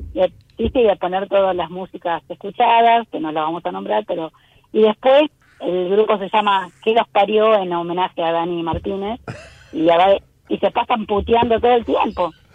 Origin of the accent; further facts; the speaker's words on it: Montevideo, Uruguay; yo soy uruguaya